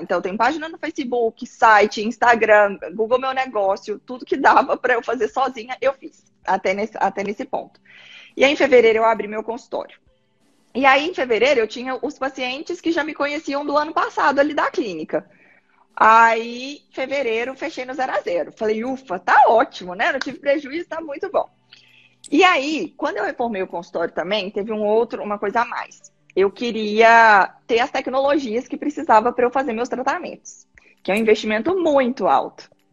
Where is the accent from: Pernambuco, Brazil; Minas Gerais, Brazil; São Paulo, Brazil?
Minas Gerais, Brazil; moved away as an adult; also born or lived in Belo Horizonte; now in Paraná, Brazil; eu sou mineira